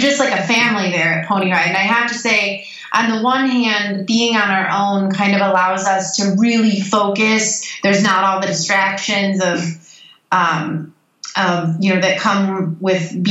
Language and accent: English; Royal Oak, Michigan, United States; also born or lived in Detroit; I grew up in Royal Oak just outside of Detroit